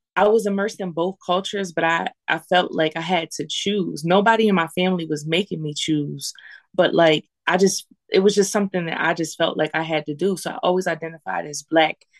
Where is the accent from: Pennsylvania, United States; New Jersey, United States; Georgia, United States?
Pennsylvania, United States; Lancaster; I went to McCaskey. Um, and I and I grew up in the Southeast